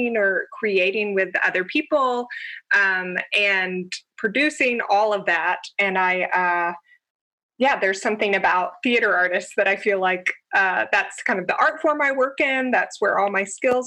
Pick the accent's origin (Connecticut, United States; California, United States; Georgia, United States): Georgia, United States; moved away as an adult; also born or lived in San Francisco; now in New York City, United States; I grew up in Georgia